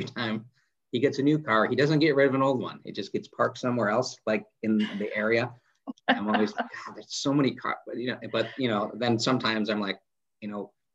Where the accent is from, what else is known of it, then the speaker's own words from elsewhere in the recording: Fort Wayne, Indiana, United States; moved away as an adult; now in Van Wert, United States; I grew up in Fort Wayne